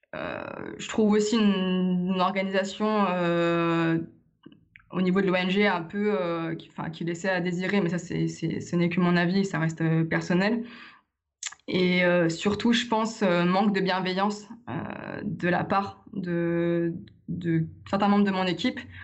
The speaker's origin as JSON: {"language": "French", "town": "Lyon", "region": "Auvergne-Rhône-Alpes", "country": "France", "said": "je suis de Lyon"}